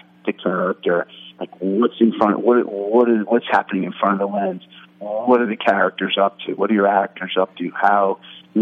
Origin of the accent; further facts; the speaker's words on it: New York City, New York, United States; moved away as an adult; now in Los Angeles, United States; Adam and I, we grew up together in New York City, both on the Upper West Side, a block from each other